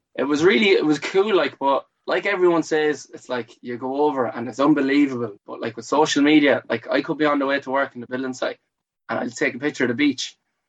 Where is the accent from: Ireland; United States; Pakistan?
Ireland; Athlone, Leinster; also born or lived in Monkstown / Cardiff / Australia; I'm originally from Athlone. Here, born in this house, well, not in the house, but lived in this house all my life.